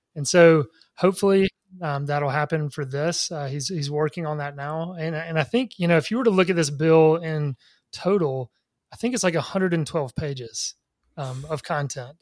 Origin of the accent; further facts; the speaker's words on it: Laurel, Mississippi, United States; my hometown of Laurel, Mississippi